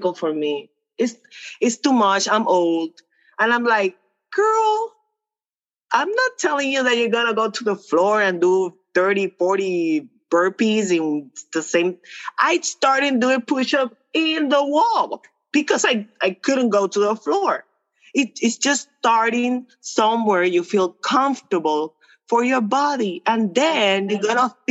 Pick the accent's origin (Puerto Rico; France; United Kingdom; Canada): Puerto Rico; first language Spanish; English is a second language; I'm from Puerto Rico. I'm a Latina